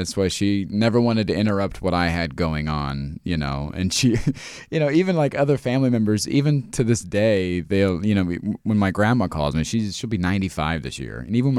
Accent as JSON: {"language": "English", "region": "Ohio", "country": "United States", "tie": "born or raised there", "said": "Yeah, I was living in Indianapolis for a little bit. I grew up in Ohio, so I've just been slowly moving west my whole life."}